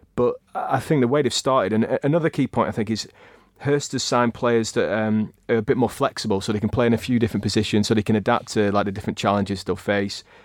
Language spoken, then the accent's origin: English; Blackburn, North West England, United Kingdom; I grew up in Blackburn, obviously, so it's, it's right on our doorstep